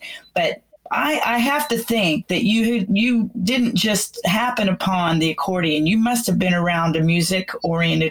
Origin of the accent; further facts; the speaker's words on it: McKinney, Texas, United States; also born or lived in Florida / Louisiana; this is my hometown, McKinney, Texas